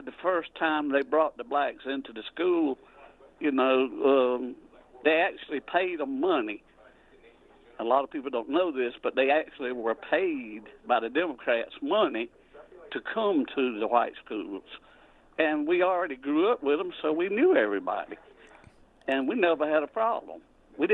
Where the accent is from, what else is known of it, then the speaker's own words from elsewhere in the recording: South Carolina, United States; accent: Southern; I'm from South Carolina, you know, and I'm in my mid-60s, and, you know, I grew up during the segregation time, and we were sharecroppers